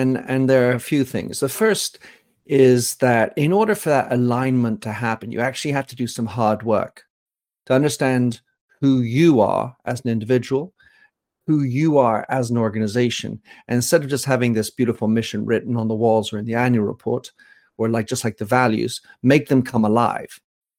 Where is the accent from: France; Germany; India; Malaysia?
France; also born or lived in Belgium / England; So I am an American with French nationality. I was born in Belgium, raised in France, educated in England, and thus think of myself as somewhat polynational, polyglossy.